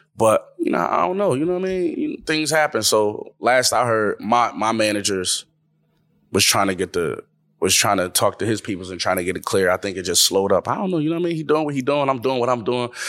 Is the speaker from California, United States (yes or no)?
no; Buffalo, New York, United States; I'm the guy from Buffalo